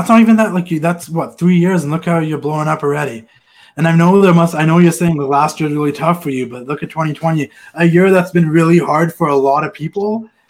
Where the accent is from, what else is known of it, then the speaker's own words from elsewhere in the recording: Vancouver, British Columbia, Canada; I am Canadian. Hockey's a big deal up here. I'm from Vancouver.